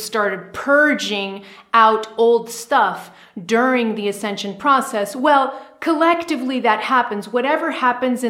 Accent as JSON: {"language": "English", "country": "United States", "said": "I'm American, so I'm tuned in to the American collective consciousness a lot."}